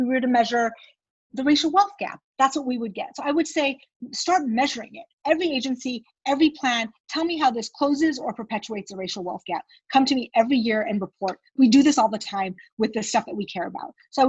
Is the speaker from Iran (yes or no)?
yes; Iran; born there; moved away; I was born in Iran